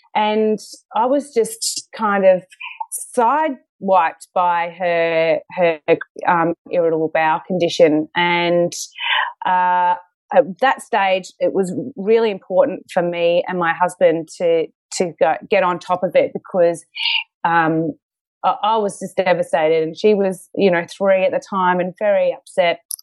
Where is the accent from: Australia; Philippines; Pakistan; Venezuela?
Australia; Queensland; moved away as an adult; now in Melbourne, Australia; I'm actually from Queensland